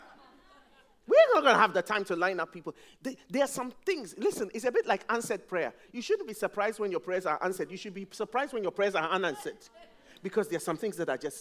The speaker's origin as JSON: {"language": "English", "country": "Ghana", "moved": "yes", "lives_now": "England", "said": "When I first came to England, I'm from Ghana"}